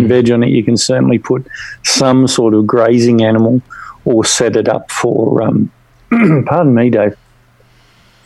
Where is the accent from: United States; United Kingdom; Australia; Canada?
Australia; the way that we're not American is it's basically the same continental landmass with only 27 million people